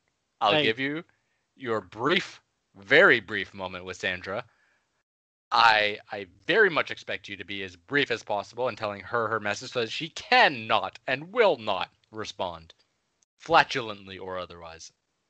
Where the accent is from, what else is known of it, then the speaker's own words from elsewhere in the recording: Canada; Though I was born and raised in Canada, as I'm sure you both know, you've done your research.